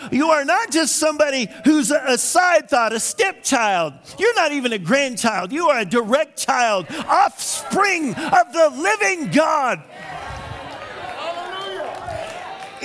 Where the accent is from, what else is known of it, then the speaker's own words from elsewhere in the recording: United States; I was from America